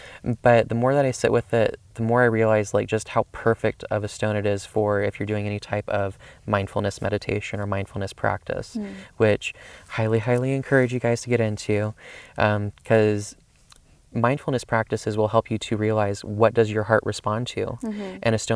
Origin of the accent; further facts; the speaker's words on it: the South, United States; I grew up in the South